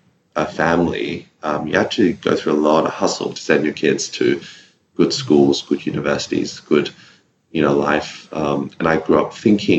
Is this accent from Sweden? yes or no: no; Sydney, New South Wales, Australia; So I grew up in Sydney, in a small suburb called Punchbowl